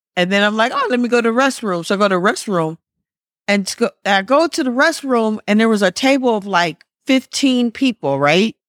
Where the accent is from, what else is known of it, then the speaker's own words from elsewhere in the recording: Wisconsin, United States; moved away; I'm from Wisconsin